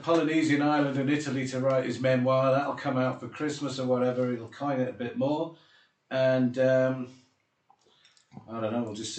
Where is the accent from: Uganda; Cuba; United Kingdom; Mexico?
United Kingdom; England; now in South Africa; I'm a visitor, bro. I'm from England for... I'm only here 25 years or whatever, 26 years.